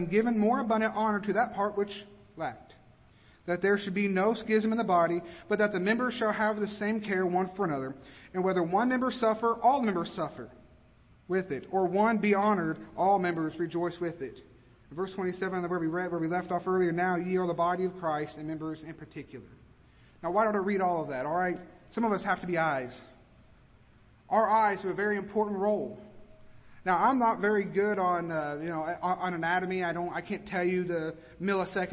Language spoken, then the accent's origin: English; Kentucky, United States; now in Georgia, United States; I'm from Kentucky